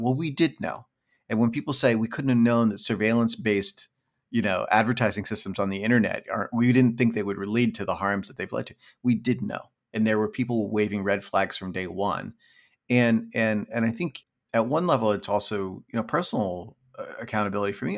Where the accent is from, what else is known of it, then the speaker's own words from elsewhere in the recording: Pennsylvania, United States; also born or lived in California; now in New York, United States; I grew up in suburban rural Pennsylvania